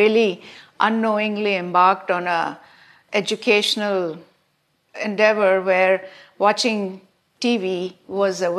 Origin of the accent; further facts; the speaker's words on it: India; moved away as an adult; also born or lived in Massachusetts; now in United States; growing up in India